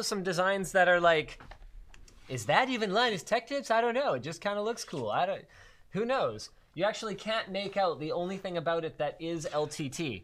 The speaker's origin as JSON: {"language": "English", "country": "Canada", "said": "we're Canadian"}